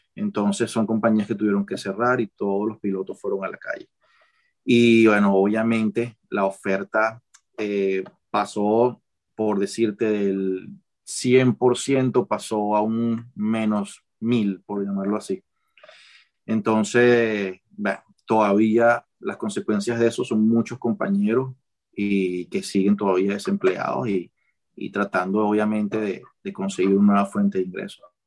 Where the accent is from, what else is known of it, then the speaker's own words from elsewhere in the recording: Caracas, Capital District, Venezuela; moved away as an adult; also born or lived in Maracay / Panama; now in Qatar; yo nací en Maracay, pero me crié en Caracas.